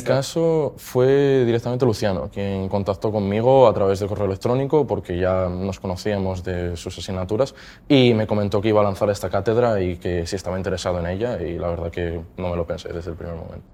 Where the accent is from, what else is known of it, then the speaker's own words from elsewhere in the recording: Mieres, Asturias, Spain; vengo de Mieres. Eh, el colegio estudié en el Santo Domingo eh, de Mieres también y el Instituto Bernardo de Quirós